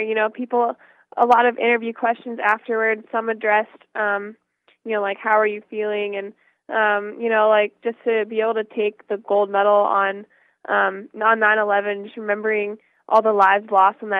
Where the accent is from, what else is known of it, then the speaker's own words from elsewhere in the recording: Jamestown, Ohio, United States; also born or lived in Morgantown, West Virginia; I was born in West Virginia, and I lived in Morgantown for the first, 4 to 5 years of my life, and then I moved to Jamestown, Ohio